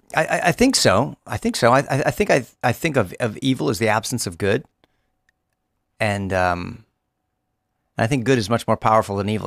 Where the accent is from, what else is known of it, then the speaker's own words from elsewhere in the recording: Los Angeles, California, United States; I live in Los Angeles. I grew up in Los Angeles